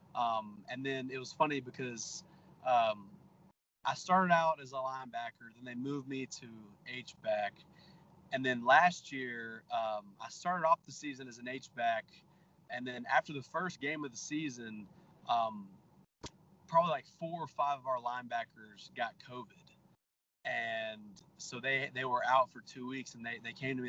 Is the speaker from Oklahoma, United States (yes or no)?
no; Texas, United States; I'm from Texas